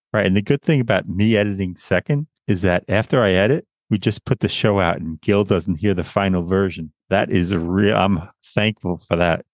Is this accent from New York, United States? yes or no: yes; Long Island, New York, United States; Born and raised in Long Island, New York, a place I always wanted to leave